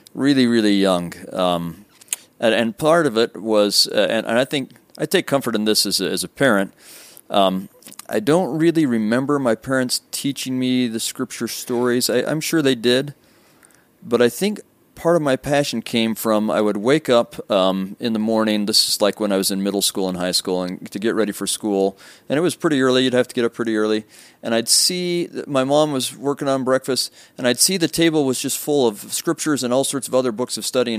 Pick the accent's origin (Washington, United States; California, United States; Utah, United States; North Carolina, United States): Utah, United States; Sandy; I'm I'm from actually not far from here. I grew up in Sandy, mm. um, r- right on State Street